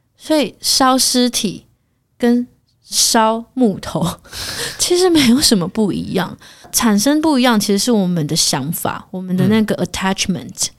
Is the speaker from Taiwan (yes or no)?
yes; Taiwan; 身为台湾人